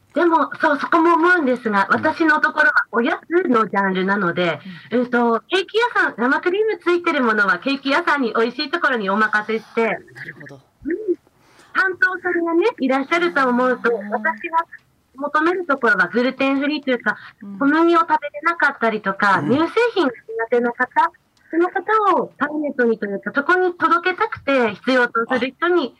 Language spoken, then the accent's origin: Japanese; Mikawa, Yamagata, Japan; うちの弟が今、農業を継いでおりまして